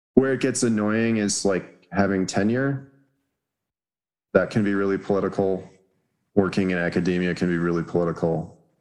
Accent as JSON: {"language": "English", "town": "Los Alamos", "region": "New Mexico", "country": "United States", "tie": "born or raised there", "said": "growing up in Los Alamos, I probably knew like two black people"}